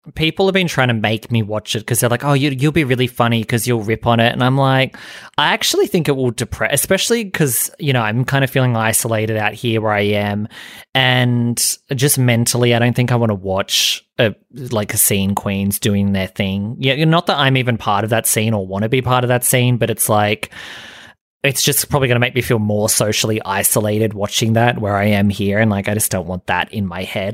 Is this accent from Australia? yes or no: yes; Australia; being Australian